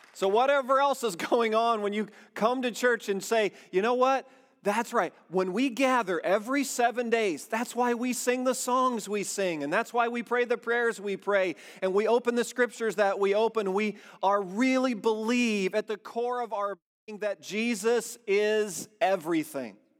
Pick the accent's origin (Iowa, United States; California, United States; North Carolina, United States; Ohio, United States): Iowa, United States; now in Indiana, United States; We were born and raised in Iowa, and we moved to Indiana.